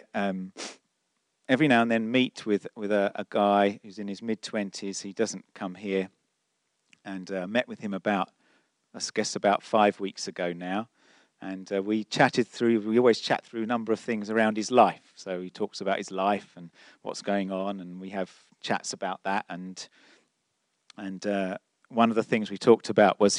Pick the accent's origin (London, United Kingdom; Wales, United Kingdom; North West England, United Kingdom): London, United Kingdom; I'm such a Londoner.